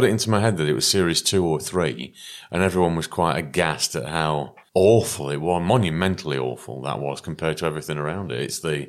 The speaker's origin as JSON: {"language": "English", "town": "Preston", "region": "North West England", "country": "United Kingdom", "said": "she was actually born in Preston. I found, which is where I'm from."}